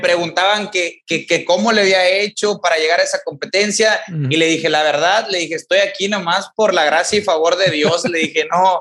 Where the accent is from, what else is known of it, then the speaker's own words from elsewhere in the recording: Ejido Tierra Nueva, near Ciudad Victoria, Tamaulipas, Mexico; Yo soy de aquí de Ciudad Victoria, Tamaulipas, pero vivo, bueno, crecí fuera de Ciudad Victoria, Tamaulipas, en un ejido que se llama Ejido Tierra Nueva.